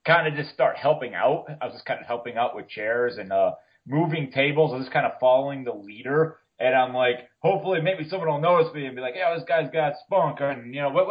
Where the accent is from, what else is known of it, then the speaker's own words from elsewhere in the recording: Carbondale, Pennsylvania, United States; moved away as an adult; I lived up to Carbondale till I was 23 years old